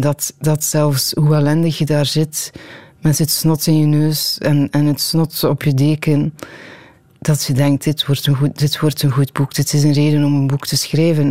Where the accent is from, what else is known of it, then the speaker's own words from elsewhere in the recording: Tielt, Flanders, Belgium; Mensen weten dat ik van Tiel ben